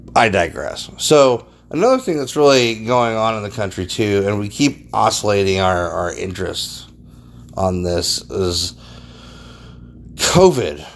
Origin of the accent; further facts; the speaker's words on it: United States; the American people